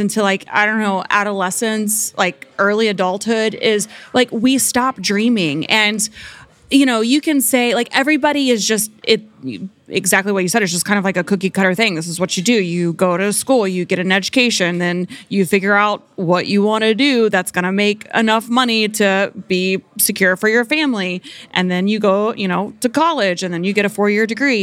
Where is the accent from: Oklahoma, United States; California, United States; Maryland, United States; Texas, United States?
Oklahoma, United States; I grew up in the Bible Belt, Oklahoma